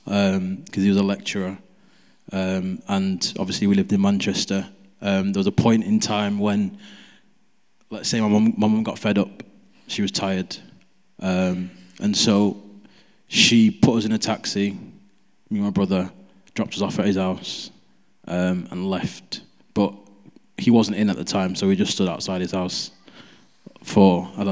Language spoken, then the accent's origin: English; Nigeria; Because I'm Nigerian, so we watch Nigerian movies a lot.